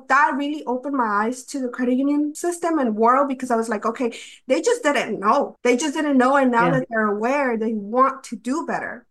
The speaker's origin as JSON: {"language": "English", "region": "North Carolina", "country": "United States", "tie": "born or raised there", "also_born_or_lived": "Mexico City, Mexico", "said": "basically have grown up in North Carolina my whole life."}